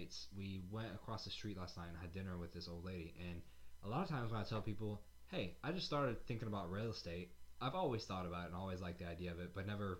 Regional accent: the South, United States; I'm proud I'm from the South, and I like my Southern style of heritage

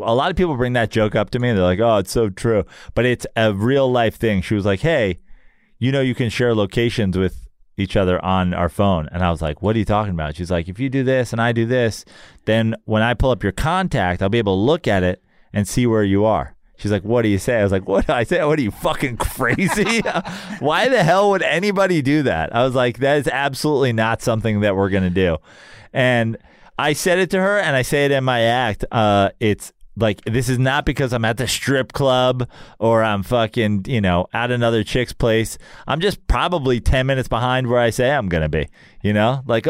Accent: Katonah, New York, United States

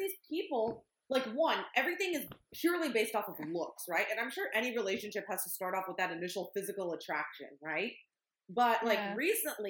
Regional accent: East Bay, California, United States; we're from the East Bay

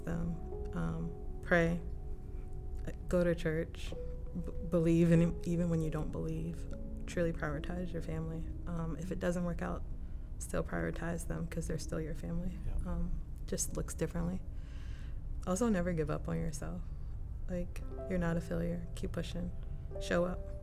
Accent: Maryland, United States; born and raised in Maryland most of my life. Primarily lived in Montgomery County, like northern DC area.

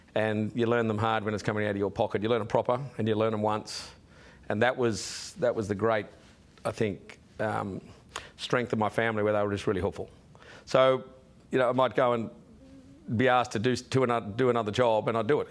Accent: Sydney, New South Wales, Australia; also born or lived in Wollongong; I was born in Wollongong on the way, and then as a toddler, I ended up in Sydney

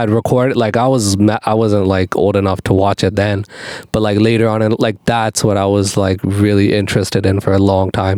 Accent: Calgary, Alberta, Canada; I was born in Calgary, Alberta, Canada

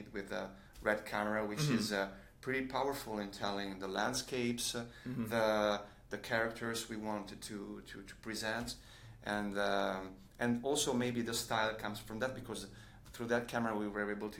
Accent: Rome, Lazio, Italy; We come from Rome

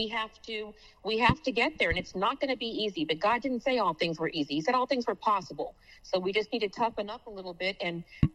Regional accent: Texas, United States; moved away; I moved back home to my home state of Texas

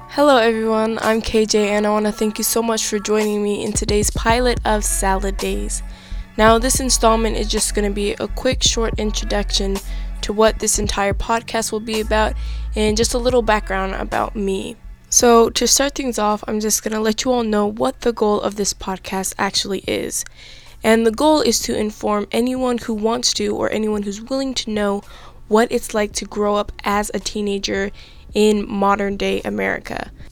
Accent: Los Angeles, California, United States; I was born and raised in Los Angeles, California

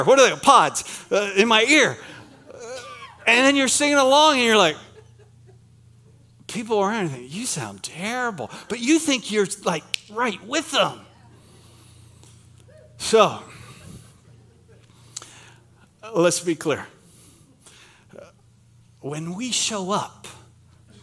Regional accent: Pennsylvania, United States; moved away; I'm from Pennsylvania

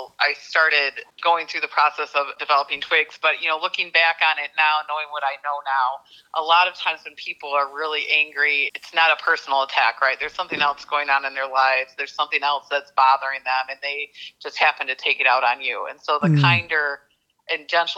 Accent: Battle Creek, Michigan, United States; moved away as an adult; also born or lived in East Lansing, Michigan; I was born and raised in Battle Creek, Michigan, Serial City

